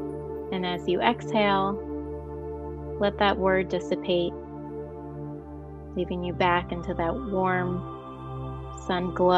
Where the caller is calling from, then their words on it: New Jersey, United States; I am calling from the East Coast in New Jersey.